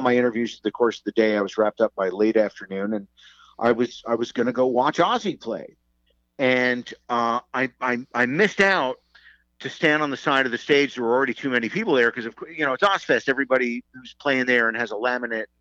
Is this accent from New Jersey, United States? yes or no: yes; Englishtown, New Jersey, United States; also born or lived in Newark, New Jersey; I was born in Newark, New Jersey, but we moved when I was about one to Englishtown, New Jersey